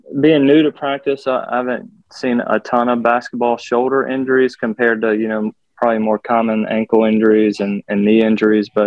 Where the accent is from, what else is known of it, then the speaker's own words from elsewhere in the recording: Rocky Mount, North Carolina, United States; also born or lived in Norfolk, Virginia / Memphis, Tennessee / Jackson, Mississippi; I grew up in North Carolina